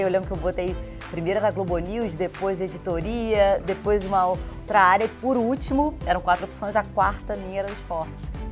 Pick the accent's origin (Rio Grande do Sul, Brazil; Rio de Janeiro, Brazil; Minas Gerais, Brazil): Rio de Janeiro, Brazil; sou carioca